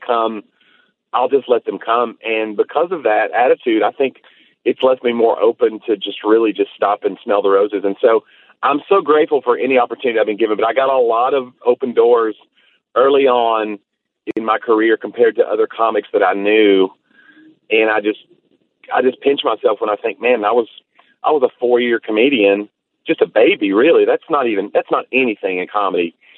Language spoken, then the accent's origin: English; Tennessee, United States; I'm from Tennessee